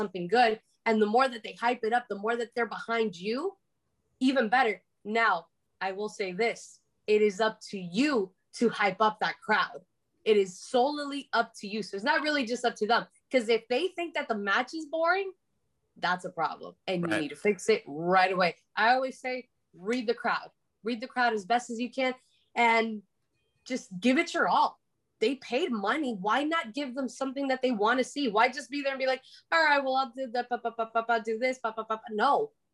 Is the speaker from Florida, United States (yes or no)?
yes; Miami, Florida, United States; I was loudly and super, super proudly born and raised in Miami